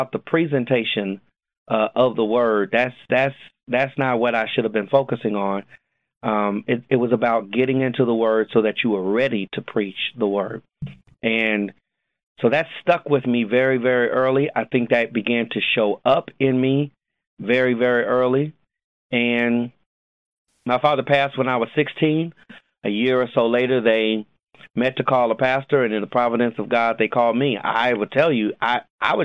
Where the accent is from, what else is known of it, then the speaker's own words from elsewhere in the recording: Los Angeles, California, United States; moved away as an adult; now in Jacksonville, United States; I am born and raised in Los Angeles, California